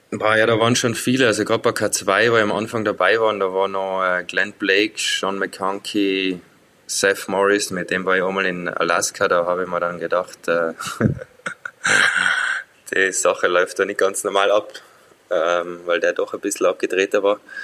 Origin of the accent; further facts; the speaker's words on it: Zillertal, Tyrol, Austria; ich bin im Zillertal aufgewachsen